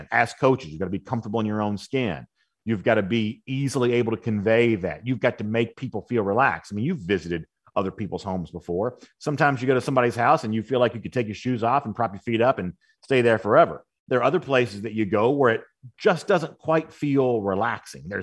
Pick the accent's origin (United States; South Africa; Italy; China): United States; Texas; now in Georgia, United States; At the time, Texas may have been my home state, and I guess he's still technically a Texas native. That may have been my home state, but now I feel at home at Georgia.